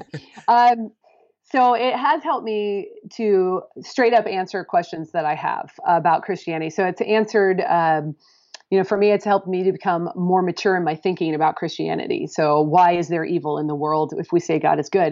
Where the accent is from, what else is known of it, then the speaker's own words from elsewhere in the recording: Pacific Northwest, United States; moved away as an adult; I'm coming from the Pacific Northwest